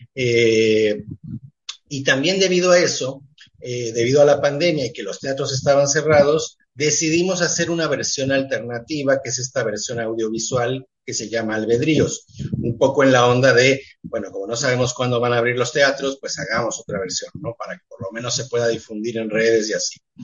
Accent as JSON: {"language": "Spanish", "country": "Mexico", "tie": "born or raised there", "also_born_or_lived": "Montevideo, Uruguay", "said": "soy más mexicano en ese sentido que uruguayo, aunque nací en Montevideo"}